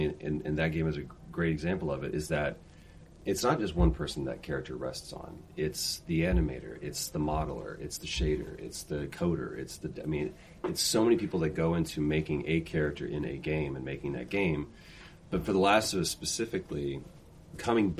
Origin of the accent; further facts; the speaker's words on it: Texas, United States; I'm from Texas